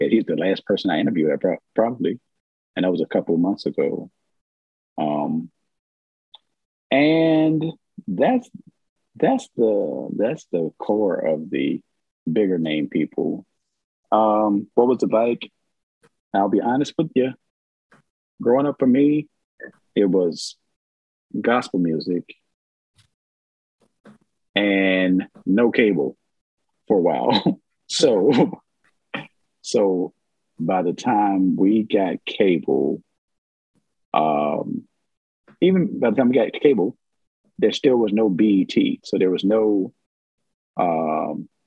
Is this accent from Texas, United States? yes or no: no; Virginia, United States; I am. I unfortunately I say unfortunately. Yes, yes I am. Yes I am.